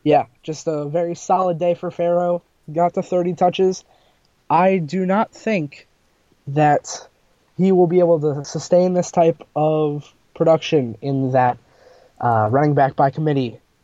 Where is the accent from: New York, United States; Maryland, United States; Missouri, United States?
Maryland, United States; I'm coming from Maryland.